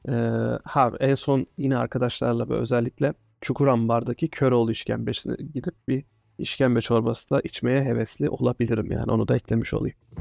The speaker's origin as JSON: {"language": "Turkish", "region": "Ankara", "country": "Turkey", "tie": "born or raised there", "also_born_or_lived": "Antalya / London", "said": "Neredeyse 30 yıllık doğma büyüme Ankaralıyım"}